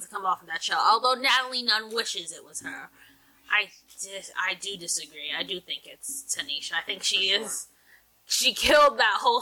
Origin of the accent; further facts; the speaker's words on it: New Jersey, United States; From New Jersey